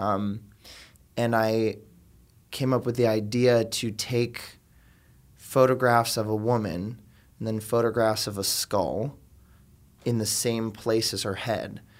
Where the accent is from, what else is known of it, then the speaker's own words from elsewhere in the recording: Miami, Florida, United States; moved away as an adult; now in New York, United States; am from South Florida originally. I'm from the suburbs outside of Miami